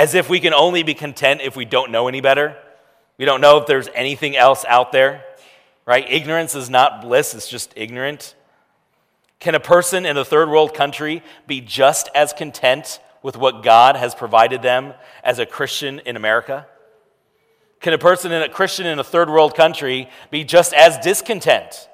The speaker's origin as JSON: {"language": "English", "country": "United States"}